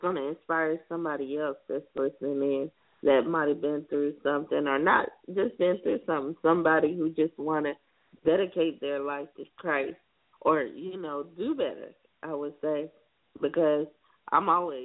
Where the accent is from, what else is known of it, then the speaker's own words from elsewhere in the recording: South Carolina, United States; my hometown, home state, I mean, South Carolina